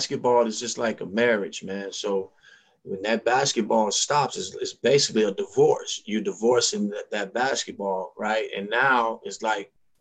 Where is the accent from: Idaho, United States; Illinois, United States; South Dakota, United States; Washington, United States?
Illinois, United States; Chicago; Chicago is my hometown